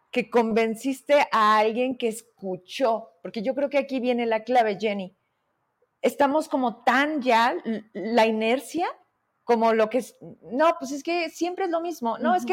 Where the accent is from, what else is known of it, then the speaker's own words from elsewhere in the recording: Fresnillo, Zacatecas, Mexico; Te digo que yo sé que en algún momento nos habíamos visto fuera de una entrevista, porque además somos de Fresnillo